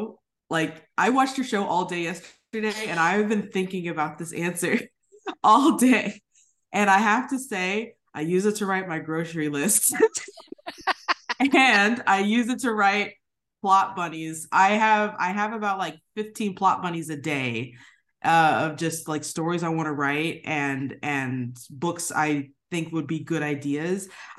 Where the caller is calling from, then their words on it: San Diego, California, United States; also born or lived in Japan; I am personally calling from San Diego, California. We've been here for about 3 years now. My husband is a lieutenant commander in the United States Navy, so we move a lot with the military.